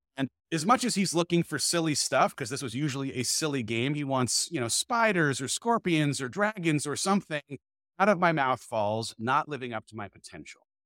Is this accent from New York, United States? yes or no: no; California, United States; moved away as an adult; now in Dripping Springs, United States; I moved my family from California, where we'd lived our entire life, to just outside of Austin, Texas, Dripping Springs